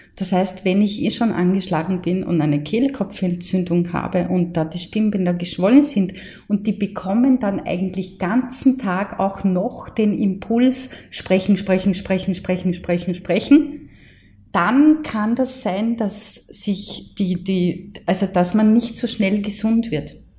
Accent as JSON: {"language": "German", "area": "Mostviertel", "region": "Lower Austria", "country": "Austria", "accent": "Mostviertel dialect"}